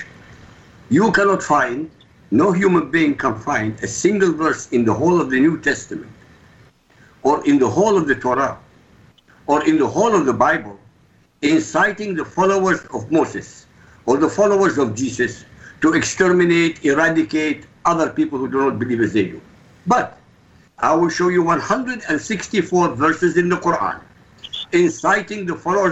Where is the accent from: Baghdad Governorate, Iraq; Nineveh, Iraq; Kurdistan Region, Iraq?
Baghdad Governorate, Iraq; Baghdad; moved away; I come from Baghdad